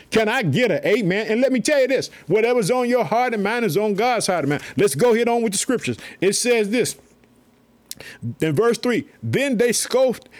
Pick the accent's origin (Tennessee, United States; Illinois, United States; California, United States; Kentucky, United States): Illinois, United States; also born or lived in Chicago; my home state, Illinois. I live in the city of Chicago